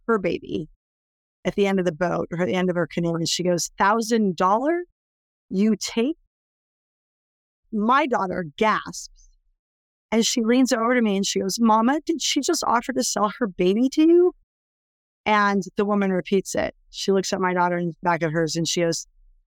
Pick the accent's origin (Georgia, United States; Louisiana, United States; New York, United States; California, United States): California, United States; I was born in California